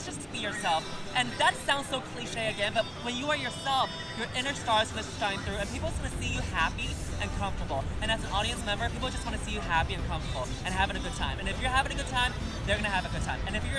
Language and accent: English; New York, United States; I'm also from New York, too